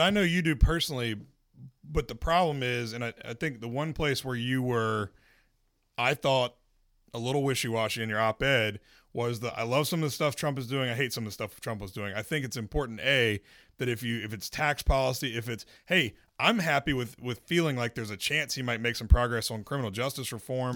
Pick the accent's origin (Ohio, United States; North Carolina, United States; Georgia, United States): North Carolina, United States; Winston-Salem; moved away; My hometown, City of Winston-Salem